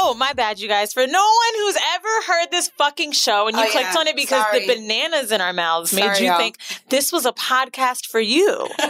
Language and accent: English; Orlando, Florida, United States; now in New York, United States; as some of you know, we're from Florida. Orlando.